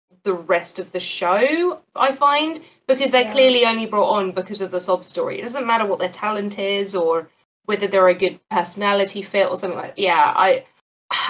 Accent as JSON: {"language": "English", "country": "New Zealand", "said": "I'm from New Zealand. My parents are from New Zealand"}